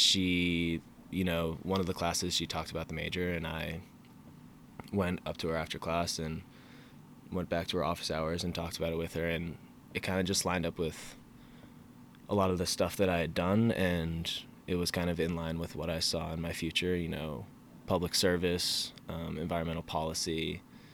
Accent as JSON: {"language": "English", "town": "Falmouth", "region": "Maine", "country": "United States", "moved": "as an adult", "lives_now": "Charlottesville, United States", "said": "I'm from Falmouth, Maine"}